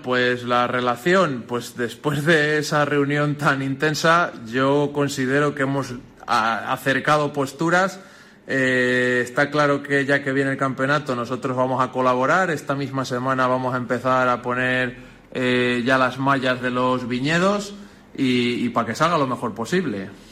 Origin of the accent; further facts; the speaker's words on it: Nava del Rey, Castile and León, Spain; agricultores y cazadores somos vecinos de Nava del Rey